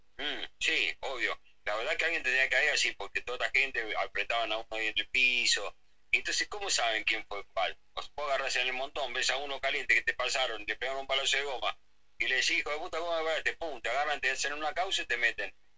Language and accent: Spanish; Argentina; nos enorgullece como argentinos